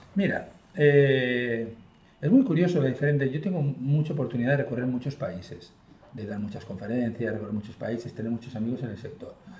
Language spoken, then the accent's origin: Spanish; Spain; accent: Spanish; moved away as an adult; also born or lived in Chile; yo tengo mucho acento español